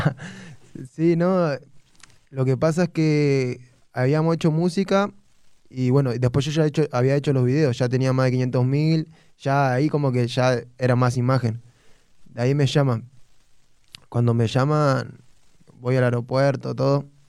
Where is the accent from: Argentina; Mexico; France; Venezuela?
Argentina; González Catán, Buenos Aires Province; González Catán, barrio kilómetro 32 Los Ceibos, La Matanza.